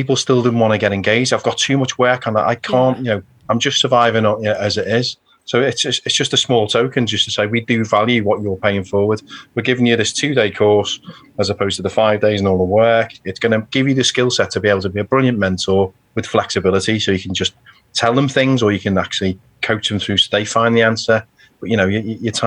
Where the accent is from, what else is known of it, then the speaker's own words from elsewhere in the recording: Birkenhead, North West England, United Kingdom; I'm from Birkenhead, you know, a working class lad.